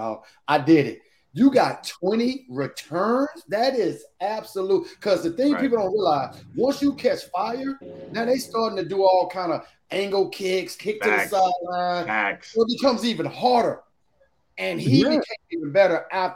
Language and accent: English; Texas, United States; now in East Coast, United States; growing up in Texas